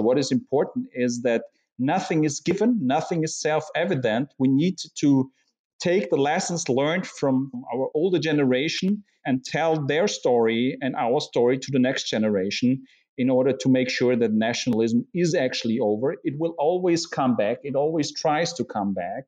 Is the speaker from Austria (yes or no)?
yes; Vienna, Austria; I'm from Vienna. I feel Viennese, but I'm Austrian.